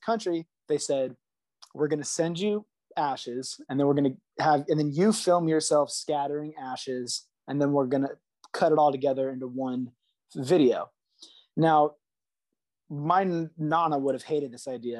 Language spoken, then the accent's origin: English; Los Angeles, California, United States; moved away as an adult; now in San Francisco, United States; I was born and raised in Los Angeles and then moved up to the Bay in like 2005